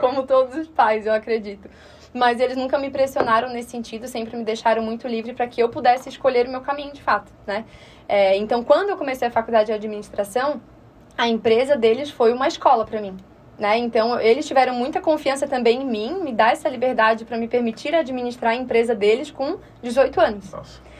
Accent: Florianópolis, Santa Catarina, Brazil; accent: manezinho; E nascida, né, aqui em Florianópolis, então manezinha da ilha mesmo, raiz

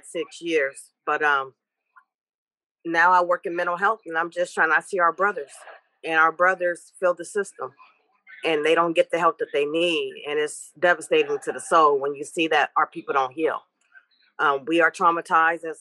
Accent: Richmond, California, United States; also born or lived in Stockton, California / San Francisco / Louisiana; Originally from Stockton, but raised in Richmond, Hilltop, and educated in Frisco

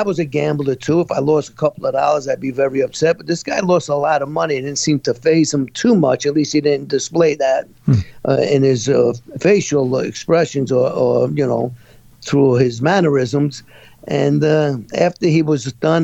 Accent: New York City, New York, United States; I was born and raised in Brooklyn, New York.

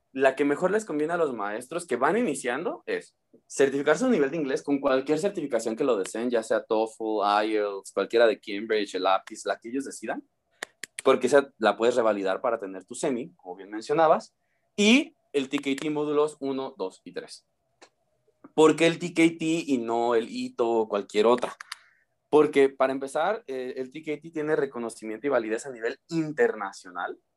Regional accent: Uruapan, Michoacán, Mexico; por cuestiones personales necesitaba regresar a, mi ciudad natal, eh, por cuestiones de salud también.

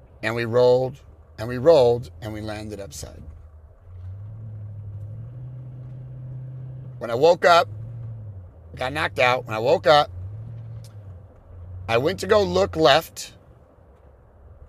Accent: California, United States; I'm from California.

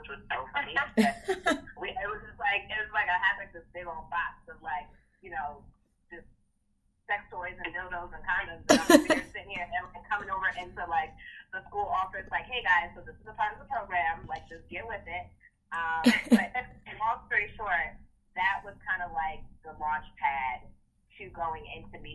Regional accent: Maplewood, New Jersey, United States; I am from Maplewood, New Jersey, grew up in Essex County

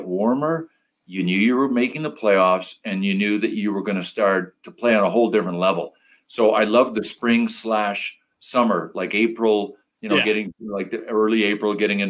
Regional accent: Thurso, Quebec, Canada; I grew up in Quebec in a little paper mill town. It's called Thurso, home of Guy Lafleur

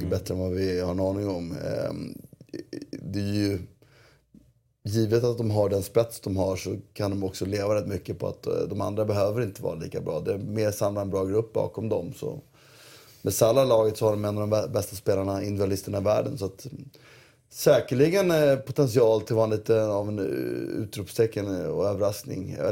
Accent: Syria; Jag är från Syrien, inte från USA.

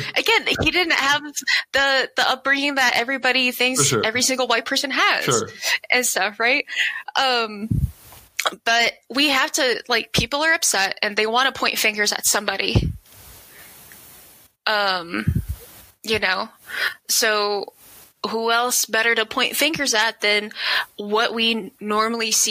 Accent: Denver, Colorado, United States; I am from the southwest corner of Denver, where it's pretty much Federal Boulevard, which is pretty ghetto and stuff

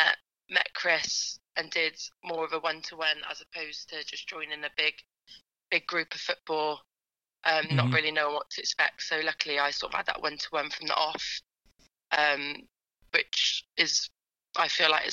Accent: Gloucester, South West England, United Kingdom; my hometown

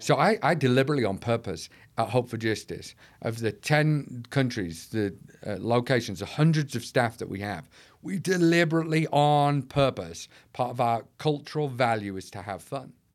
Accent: North East England, United Kingdom; now in Manchester, United Kingdom; Originally from the northeast of England, but now I live in Manchester

